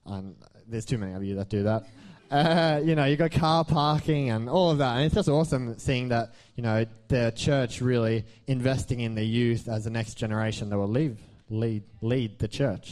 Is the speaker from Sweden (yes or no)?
yes; Sweden; moved away; The name came from, basically, I come from Sweden, so it's not very... That's it. So, basically, I always went to church with my mum in Sweden then, and we moved over here, me and mum moved over here late 2011, so that's 5-ish years ago.